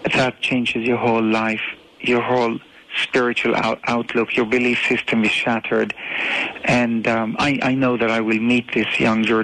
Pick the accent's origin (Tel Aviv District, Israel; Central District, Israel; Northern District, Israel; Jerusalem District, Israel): Tel Aviv District, Israel; Tel Aviv; I was born in Tel Aviv in Israel